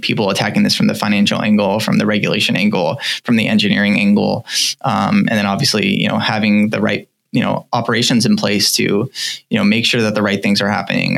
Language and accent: English; United States; I think we're all American, we all kind of come from the U.S.